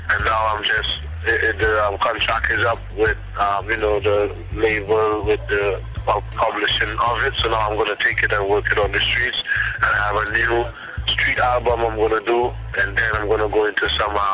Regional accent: Trinidad & Tobago; I'm from Trinidad

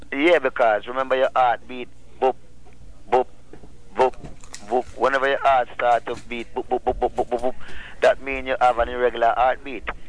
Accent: Rocky Point, Clarendon, Jamaica; I'm from Jamaica and I'm from a, a little fishing village called Rocky Point, Clarendon.

